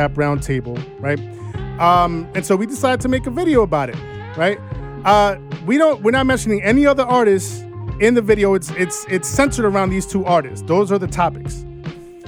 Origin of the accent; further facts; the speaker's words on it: New York, United States; we're from New York